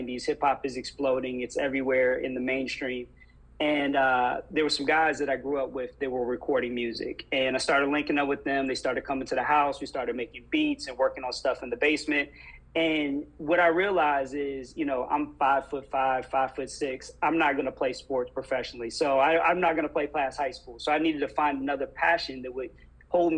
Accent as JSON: {"language": "English", "town": "Reston", "region": "Virginia", "country": "United States", "tie": "born or raised there", "also_born_or_lived": "Atlanta, Georgia / Los Angeles, California", "moved": "as an adult", "said": "I was born and raised in Reston, Virginia."}